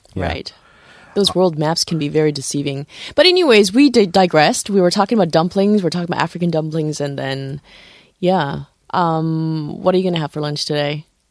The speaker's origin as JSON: {"language": "English", "country": "Morocco", "tie": "born or raised there", "moved": "yes", "said": "I was born in Morocco"}